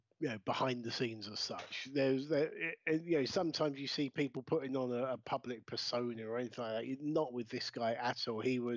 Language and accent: English; Brighton, South East England, United Kingdom; we started in my hometown of Brighton